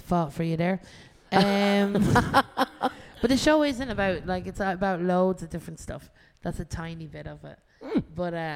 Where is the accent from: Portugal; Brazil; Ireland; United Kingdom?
Ireland; I'm from Ireland